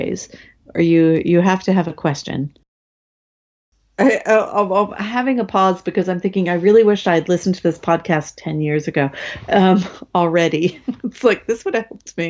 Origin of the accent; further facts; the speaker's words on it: United States; as an American